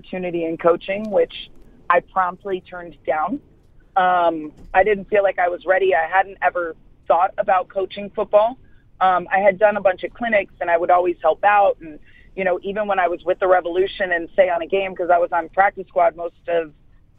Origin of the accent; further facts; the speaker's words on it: Vero Beach, Florida, United States; I grew up in Vero Beach, Florida, which is a small town